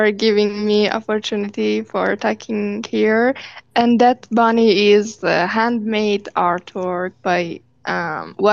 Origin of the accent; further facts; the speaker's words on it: Iran; English is a second language; from Iran.